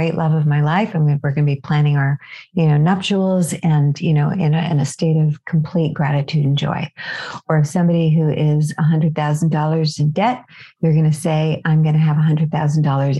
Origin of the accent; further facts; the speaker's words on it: California, United States; I'm from California